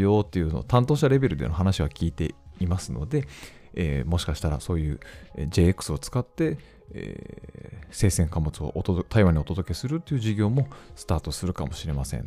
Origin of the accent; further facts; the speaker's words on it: Hokkaido, Japan; 我々北 海道人